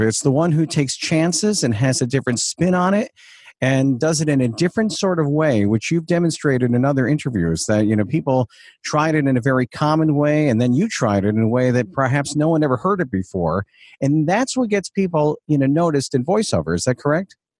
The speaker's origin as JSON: {"language": "English", "town": "Huntington", "region": "New York", "country": "United States", "tie": "born or raised there", "said": "Huntington, Long Island"}